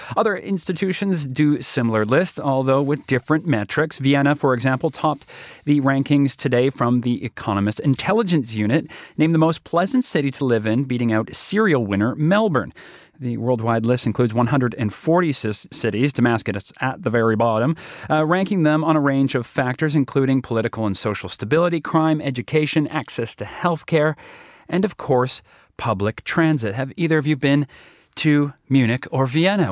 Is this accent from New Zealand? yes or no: no; Toronto, Ontario, Canada; moved away; also born or lived in Calgary; my hometown, uh, comes in at number eight. Toronto, where we have a bureau